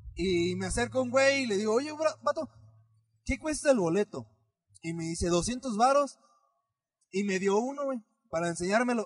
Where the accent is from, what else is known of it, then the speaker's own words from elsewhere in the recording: Michoacán, Mexico; no soy de aquí, yo soy de Michoacán